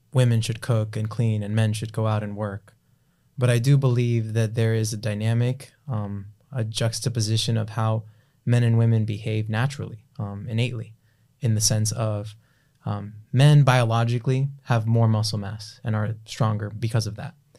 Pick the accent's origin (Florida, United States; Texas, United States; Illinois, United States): Florida, United States; Broward County; also born or lived in South Miami, Florida / Palm Beach County, Florida; Moved out of there as a toddler into Broward County